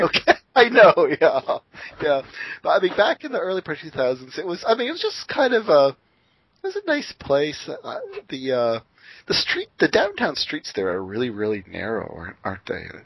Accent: Windsor, Ontario, Canada; moved away; also born or lived in Seattle; my hometown Windsor

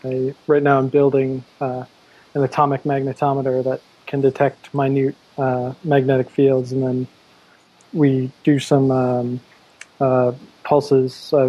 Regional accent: Massachusetts, United States; moved away as an adult; now in Berkeley, United States; No, I'm from Massachusetts, but I'm out here for graduate school.

